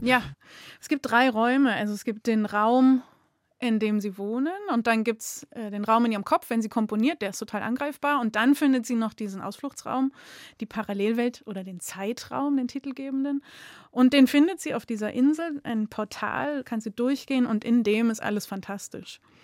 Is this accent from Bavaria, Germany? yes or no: yes; Munich, Bavaria, Germany; now in Augsburg, Germany; Ich bin in München aufgewachsen und bin aber jetzt Wahlschwäbin